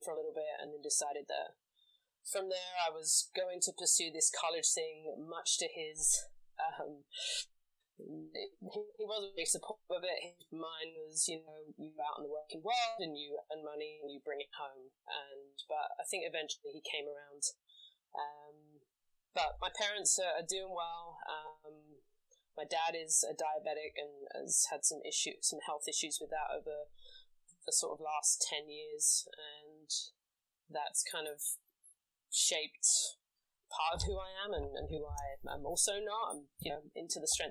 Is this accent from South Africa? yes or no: no; London, United Kingdom; now in New York, United States; I'm from England, born and bred in London.